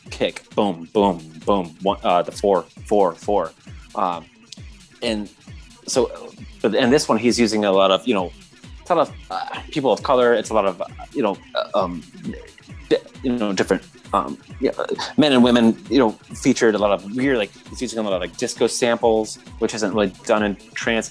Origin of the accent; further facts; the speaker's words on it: Michigan, United States; moved away; growing up in Michigan for a time